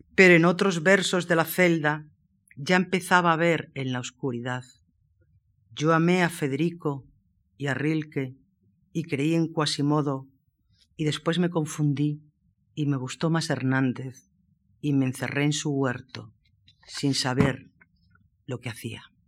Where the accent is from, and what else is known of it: Moraleja, Extremadura, Spain; born or raised there